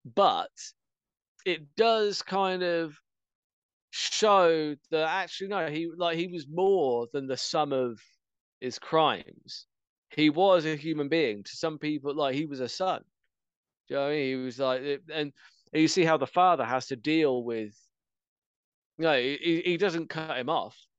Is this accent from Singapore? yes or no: no; England, United Kingdom; I'm English.